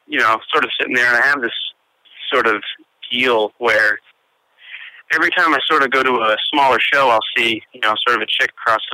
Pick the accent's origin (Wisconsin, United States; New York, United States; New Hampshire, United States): New Hampshire, United States; I'm from New Hampshire, but I'm in Burlington right now, actually, Vermont.